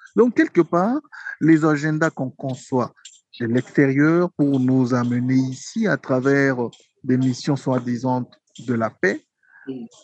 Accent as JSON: {"language": "French", "country": "DR Congo", "said": "chez nous au Congo"}